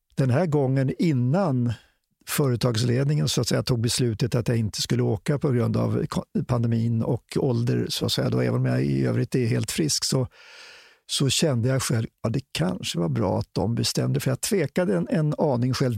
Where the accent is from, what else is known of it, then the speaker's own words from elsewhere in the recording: Stockholm, Stockholm County, Sweden; jag varit upp, född och uppvuxen i Stockholm